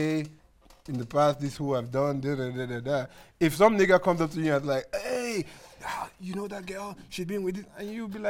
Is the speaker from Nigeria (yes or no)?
yes; Nigeria; I'm sure I'm Nigerian